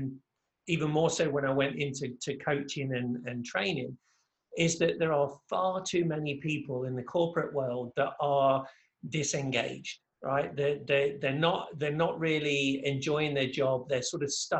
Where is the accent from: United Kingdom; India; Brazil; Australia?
United Kingdom; England; moved away as an adult; now in Orlando, United States; I'm originally from England, but now reside just outside of Orlando, Florida